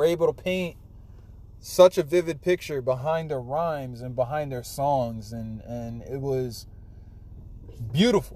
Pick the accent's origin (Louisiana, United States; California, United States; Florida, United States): Florida, United States; now in New Jersey, United States; I'm from Florida. I live in Jersey